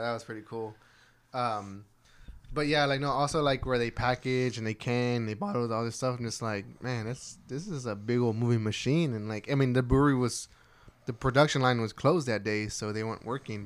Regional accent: Texas, United States; we're from Texas

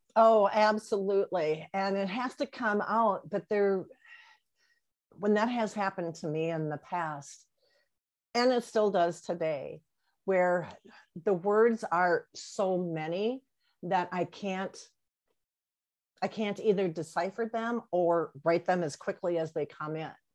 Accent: near the St. Paul-Minneapolis border, Wisconsin, United States; moved away as an adult; now in Colonie, United States; I am originally from Wisconsin, up by the St. Paul, Minneapolis border area. And uh, so that is my home area.

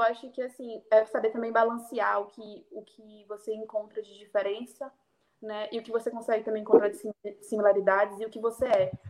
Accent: Belém, Pará, Brazil; moved away as an adult; now in Lisbon, Portugal; nasci e cresci em Belém

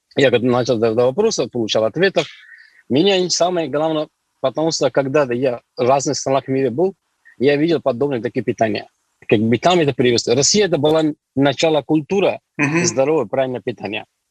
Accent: Delhi, India; Russian is a second language; moved away as an adult; also born or lived in Yekaterinburg, Russia; now in Russia; до 21 года я жил в Индии. Я оттуда родом, из Дели, там, столица Дели.

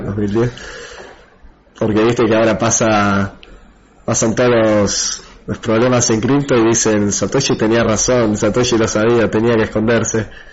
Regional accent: Argentina; el, otro chico de Argentina que trabaja con, conmigo, somos los únicos de Argentina que están en el equipo

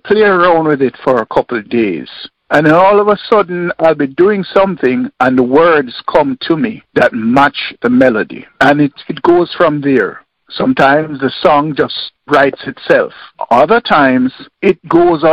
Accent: Kingston, Jamaica; I was born and raised in Kingston, Jamaica

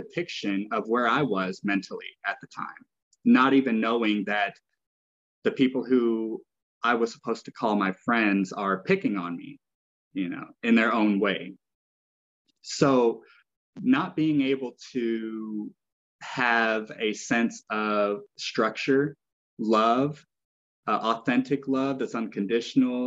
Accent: Arkansas, United States; now in Oregon, United States; I grew up in Arkansas. I am a country boy at heart, even though I love living in the cities.

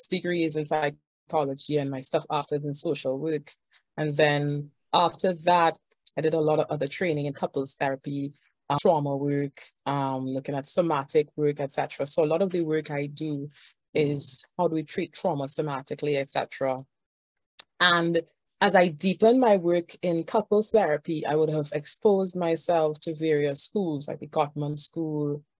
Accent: Trinidad & Tobago; I am from Trinidad and Tobago

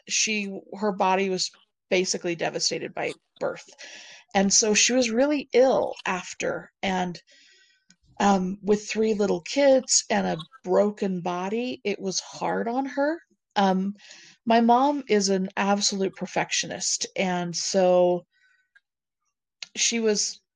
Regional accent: Provo, Utah, United States; also born or lived in Centerville, Utah / Tremonton, Utah; I was born in Provo.

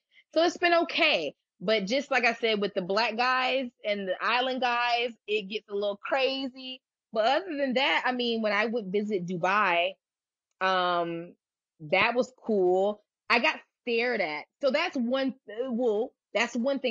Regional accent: United States; I sometimes don't tell people I'm American. I'll tell them in a heartbeat I'm Nigerian

